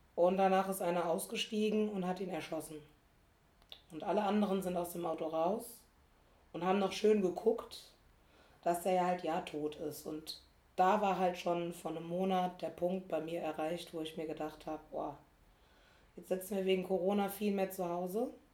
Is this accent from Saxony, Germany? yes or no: no; small town in Rhineland-Palatinate, Germany; born or raised there; moved away as an adult; now in Berlin, Germany